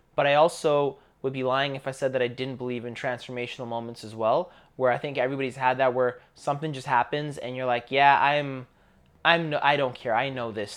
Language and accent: English; Canada; growing up in Canada, I grew up in a school